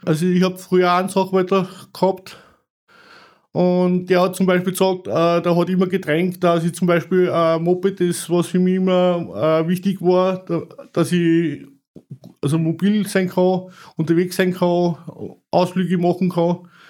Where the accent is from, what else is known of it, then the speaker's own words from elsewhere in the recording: Salzburg, Austria; bei uns in Salzburg